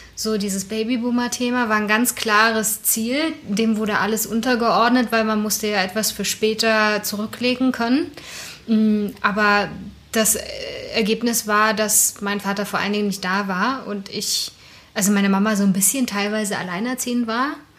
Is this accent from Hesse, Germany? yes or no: no; Berlin, Germany; ich komme ja aus dem Osten Berlins